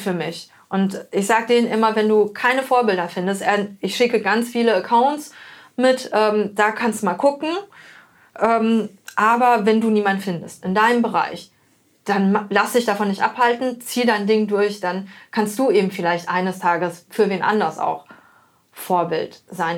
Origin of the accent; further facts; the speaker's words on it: Germany; ich bin in Deutschland geboren, auf, aufgewachsen